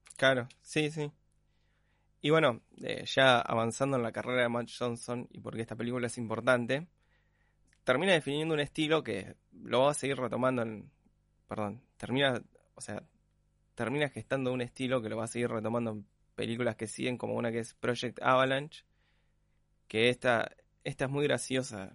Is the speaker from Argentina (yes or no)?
yes; Argentina; nosotros como argentinos